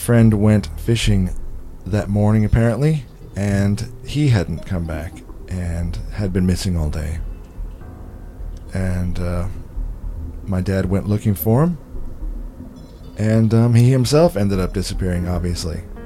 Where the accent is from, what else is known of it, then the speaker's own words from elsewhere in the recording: Arizona, United States; growing up in Arizona near the Colorado River